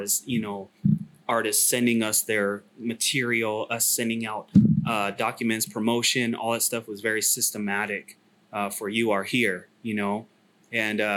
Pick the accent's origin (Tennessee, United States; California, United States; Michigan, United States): California, United States; Sacramento; moved away as an adult; also born or lived in China; I was born in Sac. Sac's my hometown